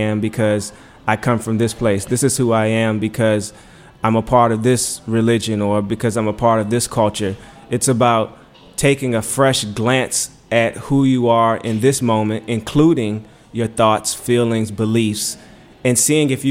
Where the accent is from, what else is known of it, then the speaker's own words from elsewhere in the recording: Richmond, Virginia, United States; now in Washington, D.C., United States; I'm from Richmond. I came to D.C. I went to Howard